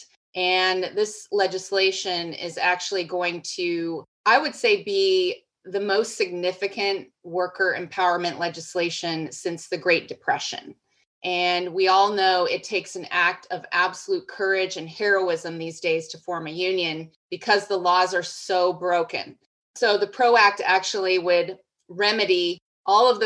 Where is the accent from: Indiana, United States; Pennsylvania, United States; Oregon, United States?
Oregon, United States; Portland; moved away as an adult; now in Washington, D.C., United States; I grew up in Portland, Oregon